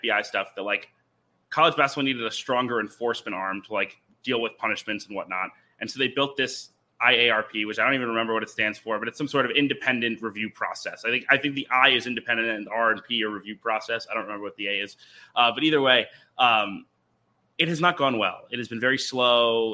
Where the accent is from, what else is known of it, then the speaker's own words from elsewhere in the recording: Albany, New York, United States; I grew up in Albany, New York, and it is as like normal suburbia as you could possibly imagine.